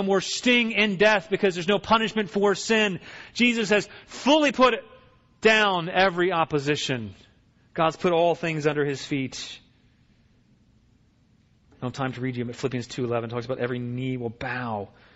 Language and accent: English; Virginia, United States; I grew up in Virginia